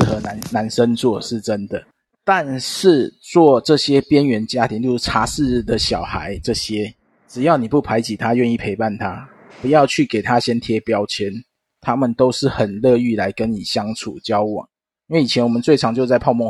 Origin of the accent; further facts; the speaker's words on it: Wanhua, Taipei, Taiwan; 因为我自己是在万华地区一带长大的